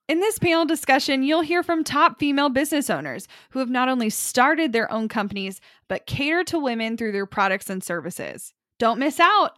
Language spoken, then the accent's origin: English; Kansas City, Missouri, United States; I am from Kansas City